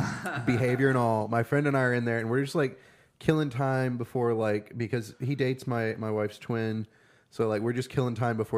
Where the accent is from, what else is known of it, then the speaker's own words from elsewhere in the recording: Tulsa, Oklahoma, United States; "I'm from here."